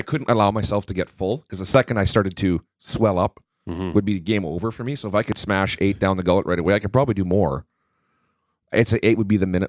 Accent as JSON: {"language": "English", "town": "Winkler", "region": "Manitoba", "country": "Canada", "said": "I'm from a little town called Winkler, Manitoba."}